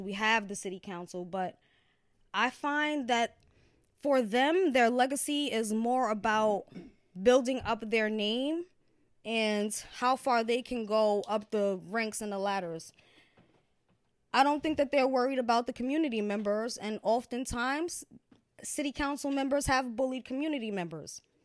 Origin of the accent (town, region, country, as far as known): Yonkers, New York, United States; born or raised there; also born or lived in Valhalla, New York